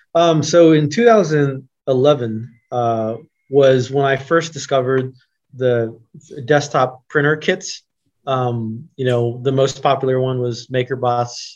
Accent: Oklahoma City, Oklahoma, United States; also born or lived in Los Angeles; now in Columbus, United States; i grew up in oklahoma city um, i was born in los angeles but we moved to oklahoma city when i was about three or so

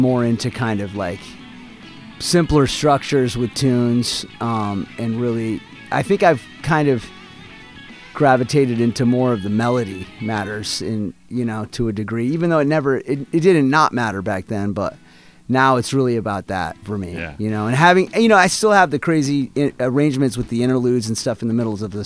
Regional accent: San Francisco Bay Area, California, United States; also born or lived in Atlanta, Georgia; I grew up in the Bay Area

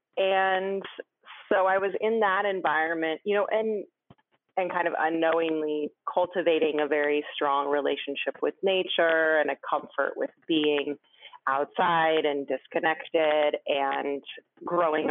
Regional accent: Rainier Valley, Washington, United States; moved away; also born or lived in Brooklyn; I grew up in Washington in the Rainier Valley

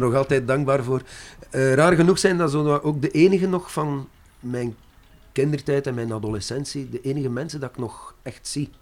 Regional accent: Brussels, Brussels-Capital Region, Belgium; first language French; Dutch is a second language; moved away; also born or lived in Zeebrugge / Ghent; Dat was in Brussel meestal, want wij, we zijn Brusselaars

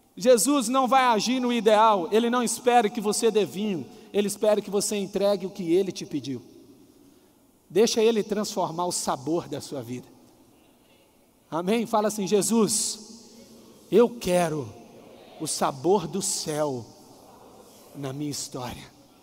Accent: Coronel Fabriciano, Minas Gerais, Brazil; Eu sou mineiro. Se você pegar de Coronel Fabriciano, que é a cidade que eu nasci

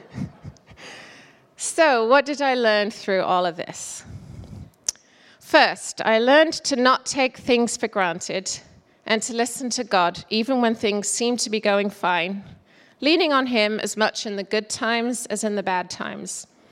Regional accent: England, United Kingdom; moved away as an adult; also born or lived in South Carolina / Toledo, Ohio / Michigan / Seattle; now in Woodinville, United States; I'm from England and I came to America in 1999 as a young manufacturing engineer

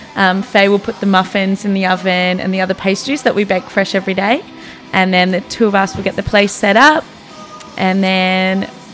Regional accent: Australia; moved away as an adult; now in New York, United States; Me being Australian, everyone knows that I'm not from here.

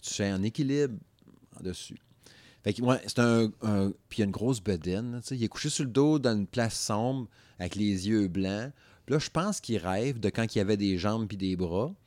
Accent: Quebec, Canada; moved away; dans ma région natale, n'est-ce pas? Le Saguenay-Lac-Saint-Jean

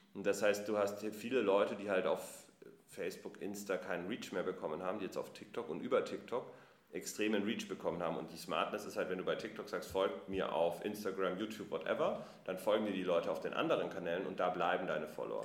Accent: Munich, Bavaria, Germany; now in Berlin, Germany; ich komme ursprünglich aus München.

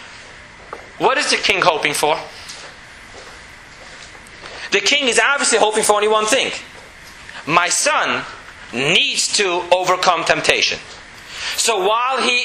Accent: New York City, New York, United States; moved away as an adult; now in Jerusalem, Israel; Growing up in Borough Park

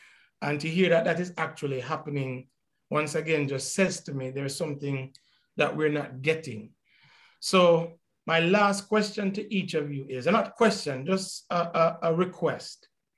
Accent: Jamaica; all of these dividing factors that we have always known growing up in Jamaica

